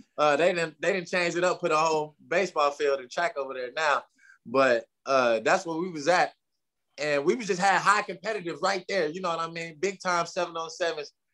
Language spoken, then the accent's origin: English; Tulsa, Oklahoma, United States; I'm from Tulsa, Oklahoma. Born and raised at the T-Town